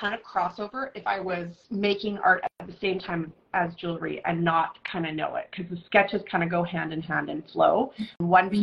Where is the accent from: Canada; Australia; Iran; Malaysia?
Canada; Vancouver, British Columbia; I grew up in Vancouver. I'm born and raised and stayed, which I think is unusual.